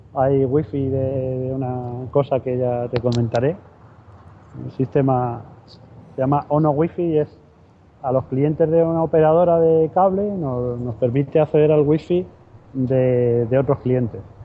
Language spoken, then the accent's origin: Spanish; Madrid, Community of Madrid, Spain; now in Seville, Spain; yo soy de Madrid, aunque vivo en Sevilla.